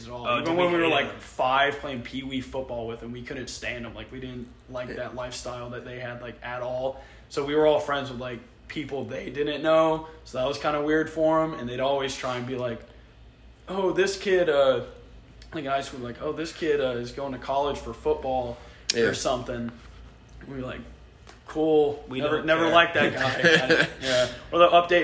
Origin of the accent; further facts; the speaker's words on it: St. Marys, Georgia, United States; me and my brother, we grew up 30 minutes outside the Jacksonville border, literally in the first town in Georgia